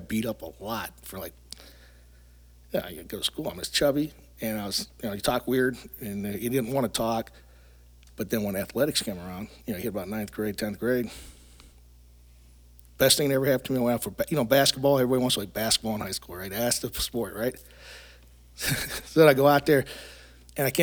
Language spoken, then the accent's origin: English; Youngstown, Ohio, United States; moved away as an adult; now in Michigan, United States; I was born and raised in Youngstown, Ohio